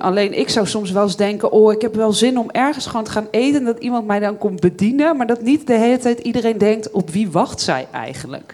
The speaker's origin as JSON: {"language": "Dutch", "region": "Bible Belt", "country": "Netherlands", "tie": "born or raised there", "said": "Ik ben opgegroeid op de Bijbelbelt, dus christelijk opgevoed uiteindelijk daar"}